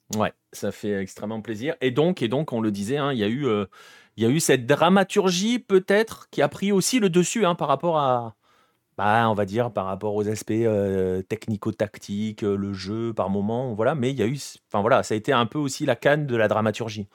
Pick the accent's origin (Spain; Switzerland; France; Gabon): France; en tant que Français